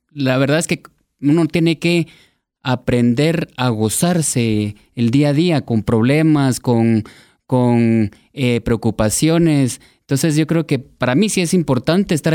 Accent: Guatemala; born or raised there

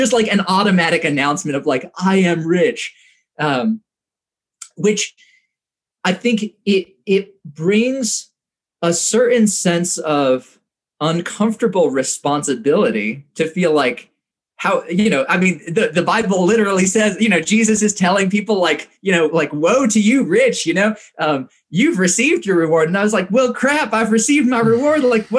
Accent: Indonesia; I think one of the things that was very shaped by my experience growing up in Indonesia was the way that I thought about wealth.

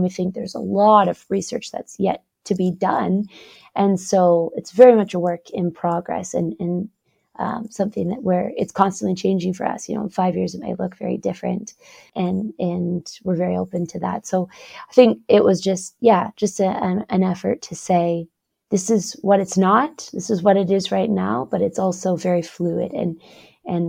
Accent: Canada; I'm Canadian. I spend most of my time in Canada, but I am now here doing some research in Norway

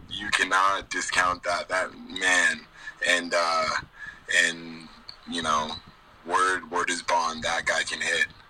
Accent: Cedar City, Utah, United States; I was born and raised in Cedar City, Utah

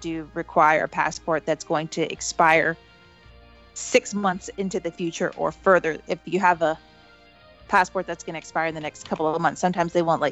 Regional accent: Florida, United States; also born or lived in Boston; I was born in Florida

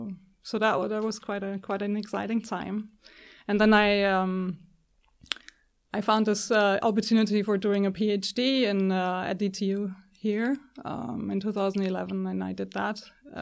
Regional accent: Germany; I grew up in Germany, and I got interested in energy, renewable energy, pretty early, already in high school, I guess.

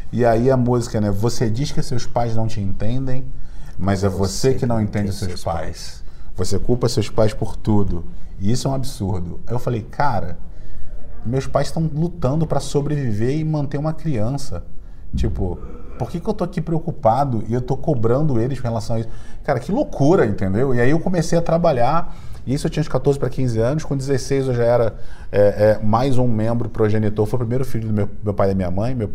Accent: Brazil; accent: carioca; Quem, quem me, já me viu sabe que eu tenho sotaque de carioca, mas meu design é cearense, então minha família veio toda do, do Ceará.

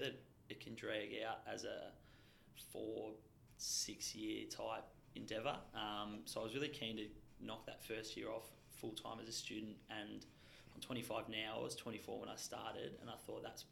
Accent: Melbourne, Victoria, Australia; from Eltham North originally, still living

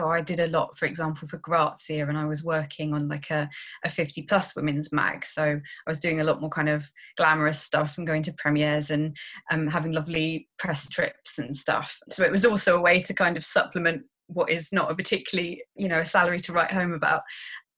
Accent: Cambridge, East of England, United Kingdom; I'm from Cambridge in the UK, obviously, and I'm an only child, so I think I probably got a lot more attention than other children might do. Yeah, I grew up in Cambridge

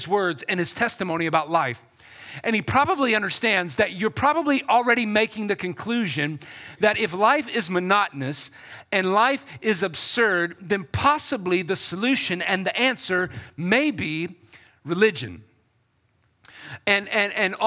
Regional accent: South Carolina, United States; my hometown in South Carolina

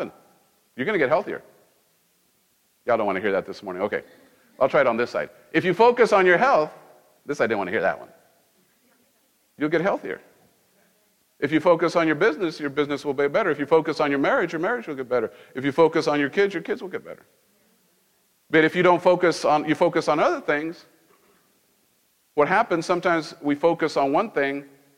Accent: Mexico; moved away; I grew up in Mexico.

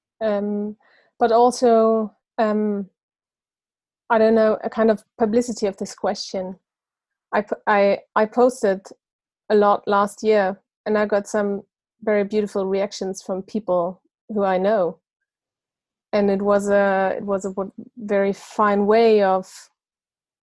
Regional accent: Germany; also born or lived in Munich; I'm from Germany, living in Munich

